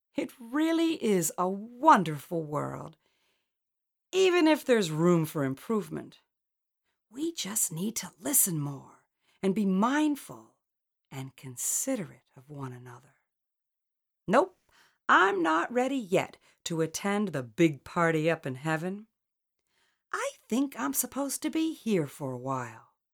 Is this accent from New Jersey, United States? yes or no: yes; Collingswood, New Jersey, United States; growing up in Collingswood, New Jersey.